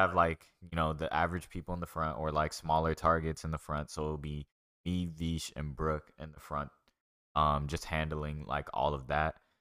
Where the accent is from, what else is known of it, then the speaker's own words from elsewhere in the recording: Dallas, Texas, United States; I'm originally from Dallas